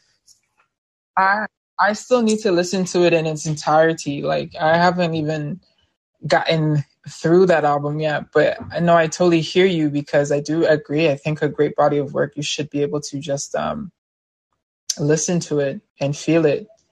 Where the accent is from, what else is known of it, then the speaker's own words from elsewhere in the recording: Nigeria; I'm from Nigeria